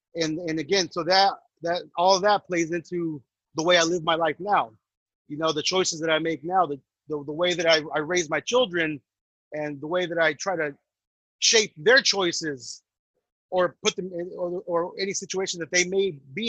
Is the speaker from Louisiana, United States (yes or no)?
no; Santa Ana, California, United States; In Santa Ana, for those that don't understand Santana. So growing up out there in the 90s, I mean, it's like growing up in L.A.